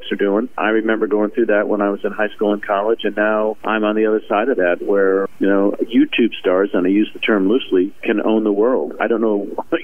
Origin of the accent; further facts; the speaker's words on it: Indiana, United States; I grew up in Indiana